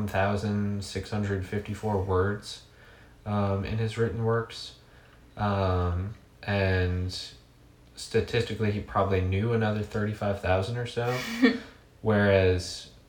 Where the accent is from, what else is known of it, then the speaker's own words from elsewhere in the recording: New Orleans, Louisiana, United States; also born or lived in Dallas, Texas; now in Hot Springs, United States; I grew up in New Orleans